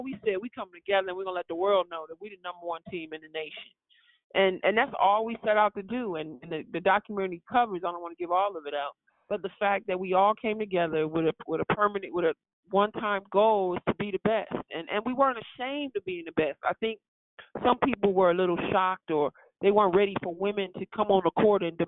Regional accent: Flint, Michigan, United States; we came from Flint, Michigan

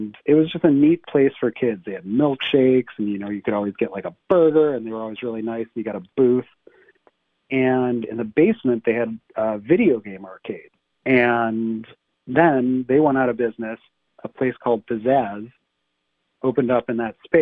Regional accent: University Heights, Ohio, United States; when I was growing up in University Heights, Ohio

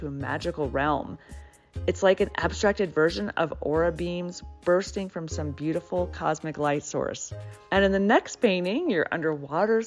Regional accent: Atlanta, Georgia, United States; moved away as an adult; I grew up in Atlanta and then left for about 18 years, moving around the country and abroad in different cities, but ultimately decided to come back

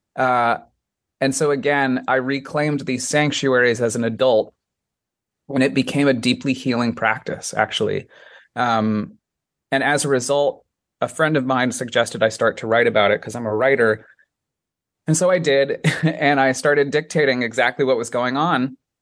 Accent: Colorado Springs, Colorado, United States; also born or lived in Washington Heights, New York / South Korea; now in New York, United States; Born and raised in Colorado Springs, Colorado, right in the foothills of the Rocky Mountains

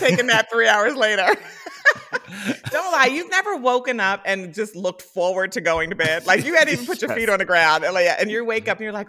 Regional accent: Philadelphia, Pennsylvania, United States; I'm from Philly

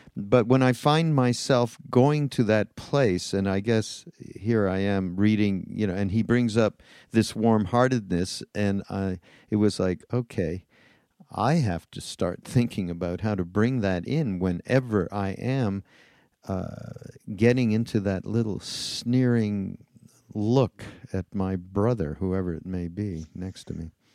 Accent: Canada; now in United States; I'm from Canada

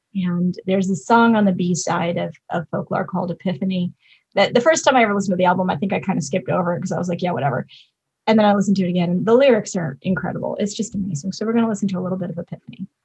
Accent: Highland Park, Illinois, United States; moved away as an adult; also born or lived in Wisconsin; now in Los Angeles, United States; I was from Highland Park, which is the about half an hour north of the city.

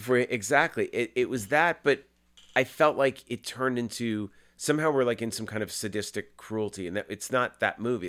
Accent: Massachusetts, United States; my best friend, Jeff Rendell, we grew up in Massachusetts

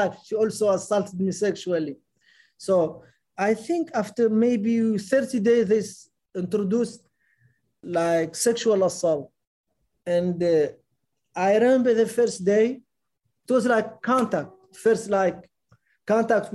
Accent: Mauritania; moved away as an adult; also born or lived in Germany; I'm a Mauritanian citizen. I'm not an American citizen.

